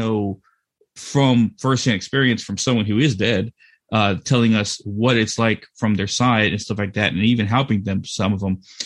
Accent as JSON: {"language": "English", "region": "Texas", "country": "United States", "tie": "born or raised there", "said": "this is a ranch I grew up on in Texas"}